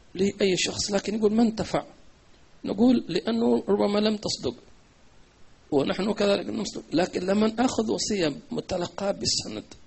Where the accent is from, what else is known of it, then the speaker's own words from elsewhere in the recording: Hadramawt, Yemen; عندنا في حضرموت